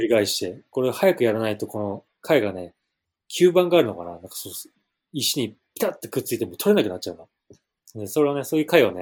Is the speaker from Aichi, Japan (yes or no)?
no; Okinawa, Japan; now in Hawaii, United States; 自分の故郷ね、沖縄